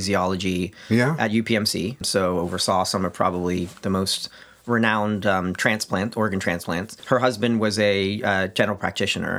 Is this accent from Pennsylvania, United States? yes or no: yes; Pittsburgh, Pennsylvania, United States; also born or lived in Birmingham, United Kingdom; I was born in the United Kingdom. I moved to Pittsburgh when I was young enough to not have what would have been a Birmingham accent from England